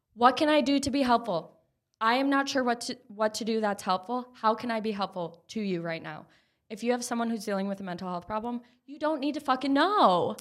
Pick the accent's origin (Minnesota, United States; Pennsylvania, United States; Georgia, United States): Minnesota, United States; Minneapolis; I grew up in Minneapolis.